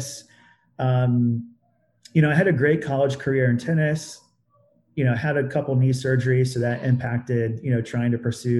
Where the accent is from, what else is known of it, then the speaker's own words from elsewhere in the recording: Southeast Indiana, United States; I grew up in Southeast Indiana